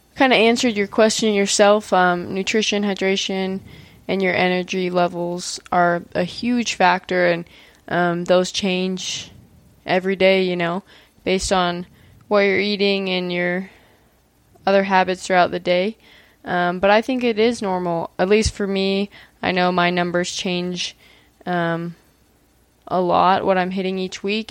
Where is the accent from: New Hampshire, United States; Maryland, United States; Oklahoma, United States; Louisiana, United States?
Maryland, United States; now in Utah, United States; I grew up in Maryland